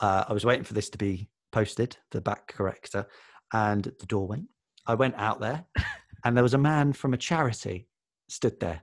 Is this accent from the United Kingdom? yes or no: yes; Watford, East of England, United Kingdom; also born or lived in South London; now in London, United Kingdom; I was born in Watford, though now I live in South London.